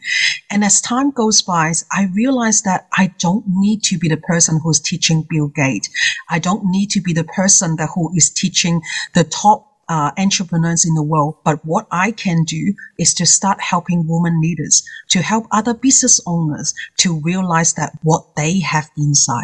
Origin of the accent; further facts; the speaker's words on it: Hong Kong; English is a second language; now in Australia; As someone that who is English is his second language, I come from Hong Kong myself. I've been in here for 30 years